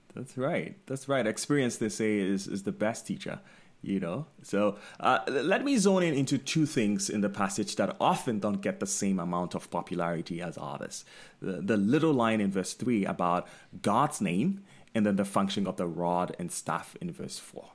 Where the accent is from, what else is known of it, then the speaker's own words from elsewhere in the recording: Ghana; moved away; while I was growing up in Ghana